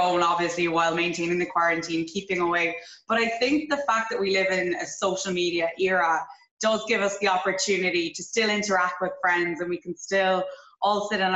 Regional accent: County Cork, Munster, Ireland; moved away as an adult; now in Chicago, United States; I'm from Ireland. I'm from County Cork. So all my family are still there at the moment

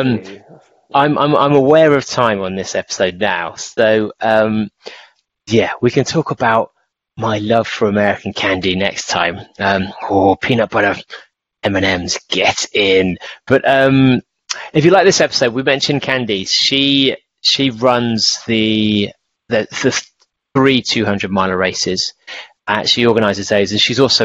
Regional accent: United Kingdom; when we grew up, or even now, the number of chocolate bars you have, and like the variation of what we'd see as highly calorific foods available to you as a British shopper

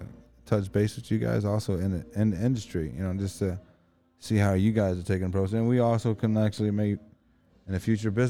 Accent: Indiana, United States; we're from Indiana.

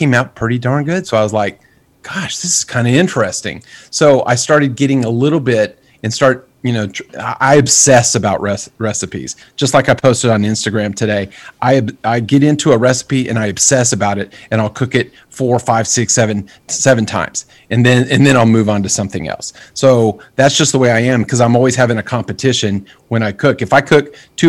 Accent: Clovis, New Mexico, United States; I grew up in Clovis, New Mexico, just right across the border.

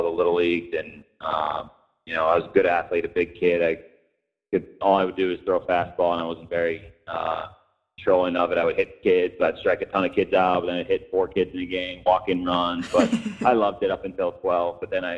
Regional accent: Chicago, Illinois, United States; moved away as an adult; also born or lived in North Carolina; So growing up on the South Side, I was fortunate my parents were White Sox fans.

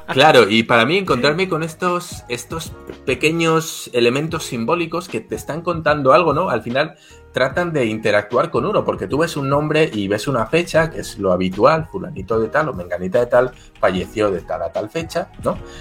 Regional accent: Spain

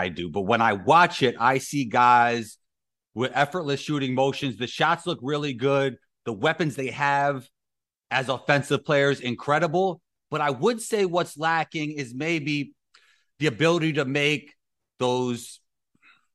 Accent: New York City, New York, United States; I'm from New York myself.

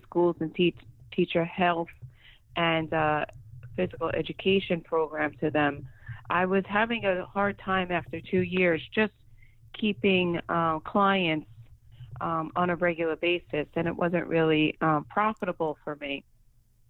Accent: New York, United States; I grew up in New York my whole life, although I've had stints in and out of the state

